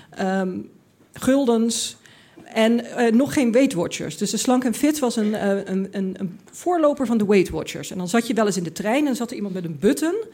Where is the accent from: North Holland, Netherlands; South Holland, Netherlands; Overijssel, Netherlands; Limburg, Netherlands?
Limburg, Netherlands; ik, ik kwam uit Limburg, ik had dat allemaal niet meegemaakt.